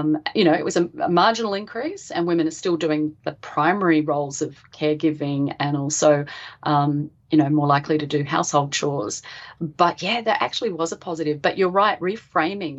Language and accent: English; Adelaide, South Australia, Australia; And I'm from Adelaide. I live in South Australia